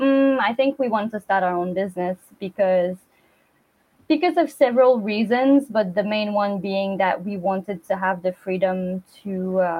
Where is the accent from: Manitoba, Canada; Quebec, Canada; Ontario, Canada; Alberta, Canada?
Quebec, Canada; moved away as an adult; also born or lived in Montreal / Australia; now in Kochi, Japan; I'm originally from Quebec, a small town in the northeast of Quebec in Canada